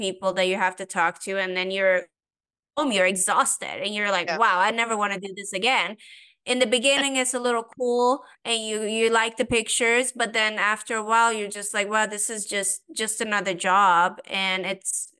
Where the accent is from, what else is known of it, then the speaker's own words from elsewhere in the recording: Sweden; also born or lived in Iran; now in United States; I'm originally Persian. I grew up in Sweden